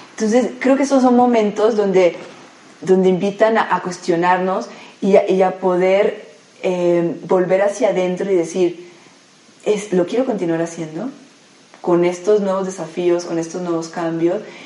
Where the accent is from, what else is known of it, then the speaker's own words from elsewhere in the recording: Colombia; moved away as an adult; now in Mexico; Como buena colombiana